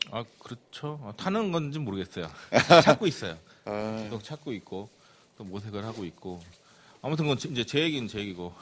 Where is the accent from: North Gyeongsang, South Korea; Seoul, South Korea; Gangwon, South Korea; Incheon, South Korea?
Incheon, South Korea; 제가 고향이 인천 주안이거든요